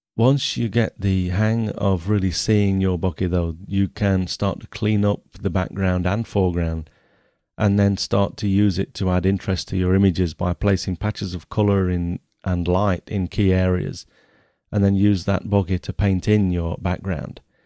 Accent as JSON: {"language": "English", "town": "Nottingham", "region": "East Midlands", "country": "United Kingdom", "tie": "born or raised there", "said": "I was born in Nottingham in nineteen sixty-seven"}